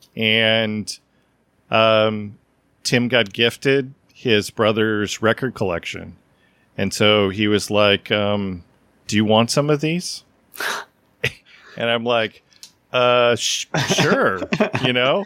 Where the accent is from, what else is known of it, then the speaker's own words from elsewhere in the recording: the Northwest, Pacific Northwest, United States; I grew up in the Northwest